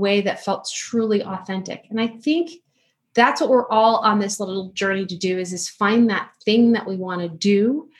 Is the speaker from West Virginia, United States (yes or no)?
no; Chicago, Illinois, United States; moved away; still a Chicago girl at heart